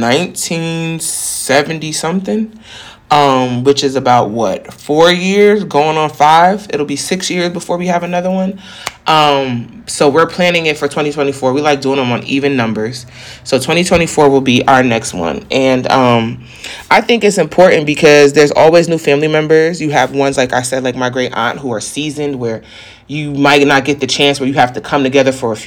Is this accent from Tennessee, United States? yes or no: no; South Carolina, United States; the same road we grew up in South Carolina